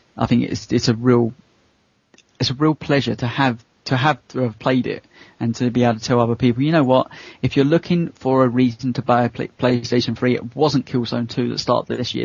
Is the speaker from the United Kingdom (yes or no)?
yes; United Kingdom; I as a British person